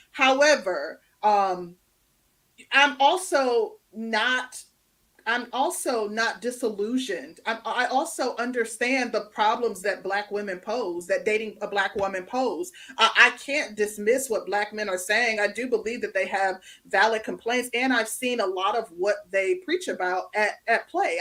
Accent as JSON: {"language": "English", "region": "Midwest", "country": "United States", "also_born_or_lived": "Chicago, United States", "moved": "as an adult", "lives_now": "Atlanta, United States", "said": "I come from the Midwest. I lived in Chicago prior to moving to the Atlanta metro area."}